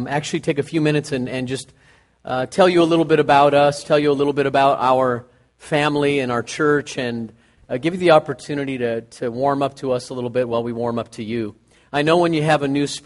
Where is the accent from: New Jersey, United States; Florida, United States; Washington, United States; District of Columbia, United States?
Washington, United States; Moses Lake; also born or lived in Hot Springs, Arkansas / Southern California; I'm from Moses Lake, Washington